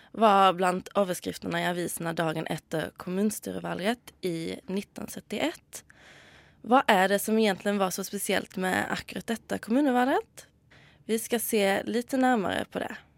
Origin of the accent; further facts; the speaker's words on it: Sweden; now in Norway; Om dere har hørt det, så er jeg svensk.